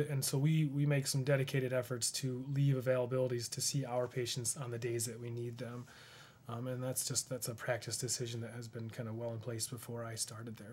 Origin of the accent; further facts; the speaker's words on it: Rushville, United States; I grew up in Rushville. I, I went to the school there